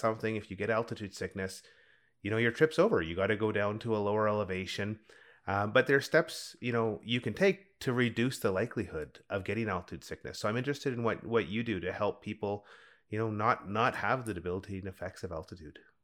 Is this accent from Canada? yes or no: yes; Canadian Rockies, Canada; growing up in the Canadian Rockies